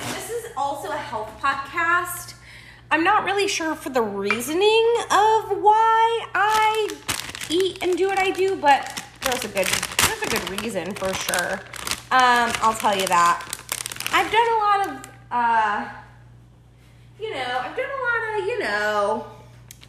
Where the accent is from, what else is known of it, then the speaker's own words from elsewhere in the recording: Buffalo, New York, United States; I'm from Buffalo, New York